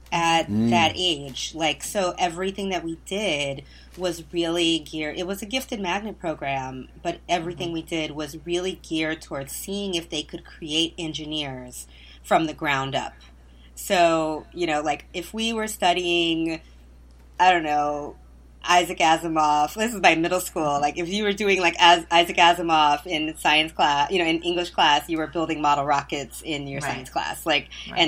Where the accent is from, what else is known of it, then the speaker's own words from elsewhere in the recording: Flint, Michigan, United States; I grew up on the north side of Flint